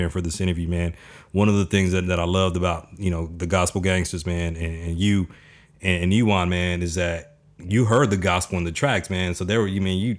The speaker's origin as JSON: {"language": "English", "town": "Dallas", "region": "Texas", "country": "United States", "said": "I'm from Dallas, Texas"}